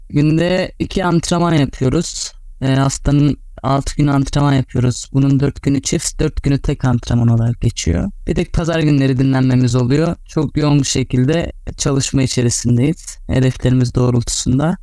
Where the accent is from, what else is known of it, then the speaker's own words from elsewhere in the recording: Karabük, Karabük Province, Turkey; also born or lived in İzmir; 25 Şubat 1996 Karabük doğumluyum